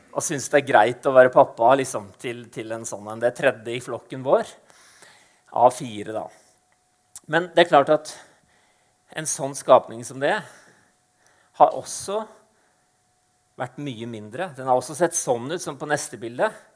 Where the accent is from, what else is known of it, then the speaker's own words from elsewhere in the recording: Eastern Norway, Norway; moved away as an adult; now in Arendal, Norway; født og oppvokst på Østlandet